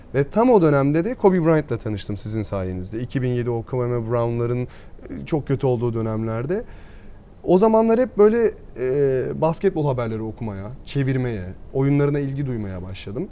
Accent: Burdur, Turkey; Ben Burdur'da doğdum.

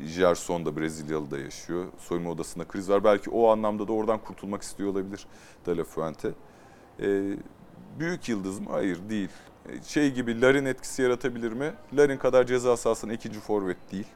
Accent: Turkey; bir Türk olarak

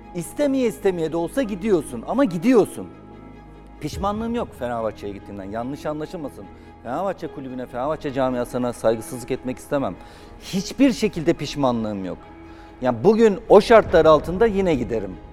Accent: Zonguldak, Turkey; moved away; Zonguldak zaten doğup büyüdüğüm şehir

